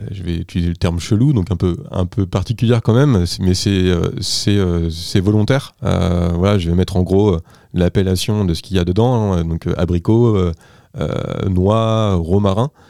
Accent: Anjou, Pays de la Loire, France; Je suis engin natif d'Anjou, des bords de Loire.

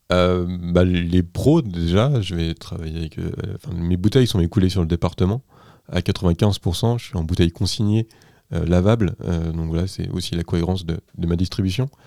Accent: Anjou, Pays de la Loire, France; Je suis engin natif d'Anjou, des bords de Loire.

